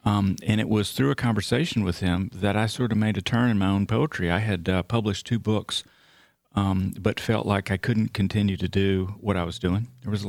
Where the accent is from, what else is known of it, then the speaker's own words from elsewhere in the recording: Texarkana, Texas, United States; Yeah, I'm from Northeast Texas. My family are from little farm towns around Paris, Texas, just like in the movie, the Wim Wenders movie.